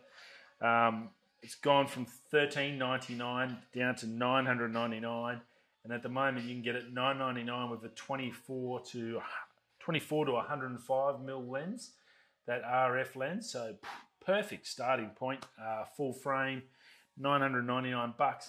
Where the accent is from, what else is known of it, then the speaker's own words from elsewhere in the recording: Australia; I'm from Australia